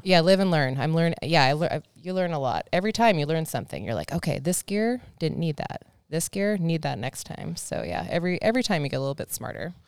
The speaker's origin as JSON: {"language": "English", "town": "Snohomish", "region": "Washington", "country": "United States", "tie": "born or raised there", "said": "my parents just, they like, they like Snohomish County"}